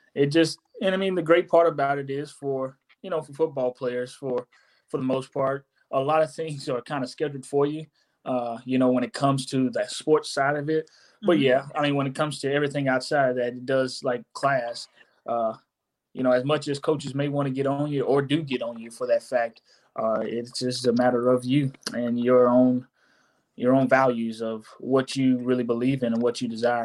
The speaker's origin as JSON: {"language": "English", "town": "Monterey", "region": "California", "country": "United States", "tie": "born there", "said": "I was born out in Monterey, California. And so some family of mine got to come see me play."}